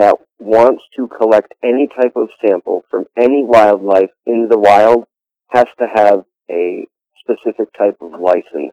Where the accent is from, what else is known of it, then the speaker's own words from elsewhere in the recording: Chautauqua County, New York, United States; I'm from Chautauqua County, New York